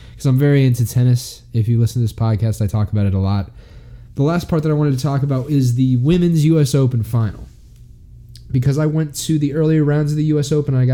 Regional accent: New Orleans, Louisiana, United States; I'm from New Orleans, the Big Easy.

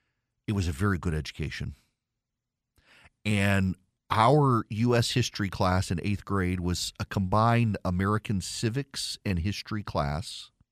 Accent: Dubai, United Arab Emirates; You know, I grew up in Dubai. I did not grow up in the United States. We would come home during the summer, but my education was in Dubai.

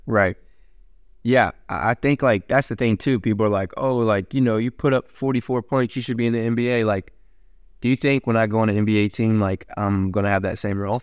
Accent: Gate City, Virginia, United States; moved away; I'm from Gates City, Virginia

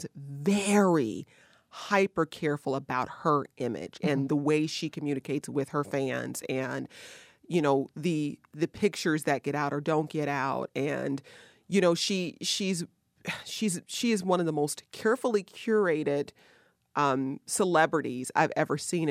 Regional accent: Detroit, Michigan, United States; Detroit, Michigan, my hometown

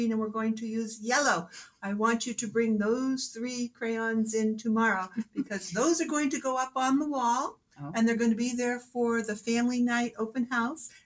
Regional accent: Manchester, New Hampshire, United States; also born or lived in Portsmouth, New Hampshire; Born and raised in Manchester, okay. Native New Hampshire person

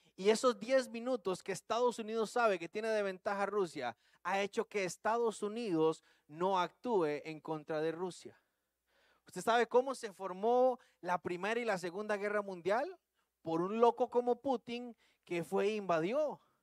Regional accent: Costa Rica; accent: Tico; usando el buen tico

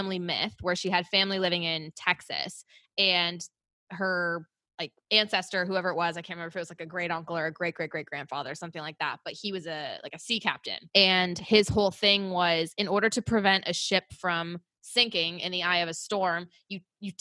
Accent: Oakville, Ontario, Canada; born or raised there

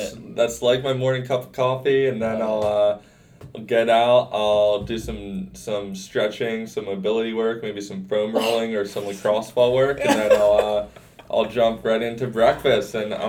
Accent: Garnet Valley, Pennsylvania, United States; I'm from Garnet Valley, Pennsylvania

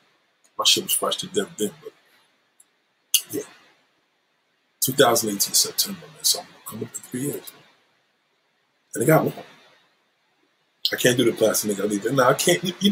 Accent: New York City, New York, United States; I grew up in Brooklyn Women's Hospital. I was born in Brooklyn Women's Hospital.

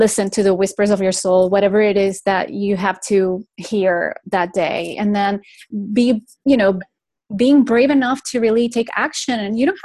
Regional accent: Venezuela; also born or lived in Spain; now in Florida, United States; I was raised in Venezuela, in South America. But I'm the first generation that was actually raised out of Spain

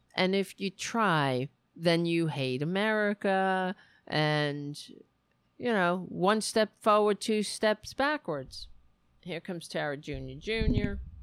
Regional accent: United States; I'm an American

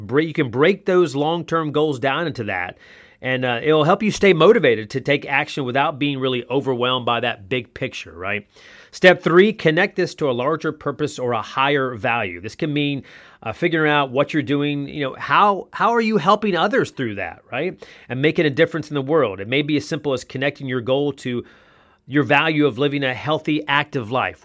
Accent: North Carolina, United States; now in Columbus, Georgia, United States; I played basketball a lot, every day, essentially, growing up in North Carolina

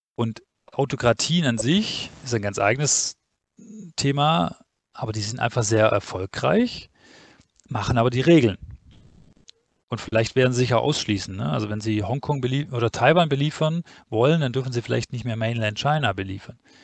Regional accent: Stuttgart, Baden-Württemberg, Germany; ich komme ja offensichtlich aus Stuttgart

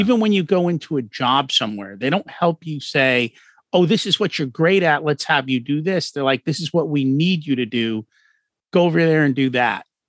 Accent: outside of New York City, United States; I grew up outside of New York City

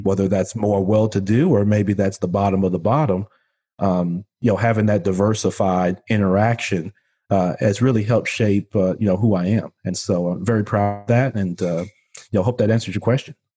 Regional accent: Memphis, Tennessee, United States; also born or lived in Chicago, Illinois; I was born in Chicago, Illinois, but I grew up here in Memphis, Tennessee, which, uh, where I'm currently am, uh, now

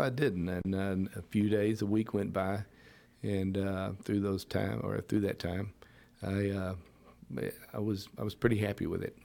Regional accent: Pasadena, United States; I come from Pasadena, was raised in the area

